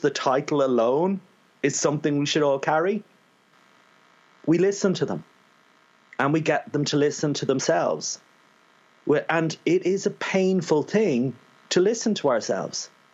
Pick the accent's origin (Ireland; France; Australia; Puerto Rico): Ireland; being an Irishman